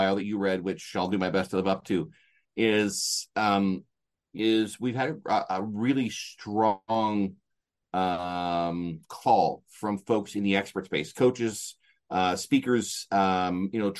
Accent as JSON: {"language": "English", "country": "Canada", "said": "I'm from Canada"}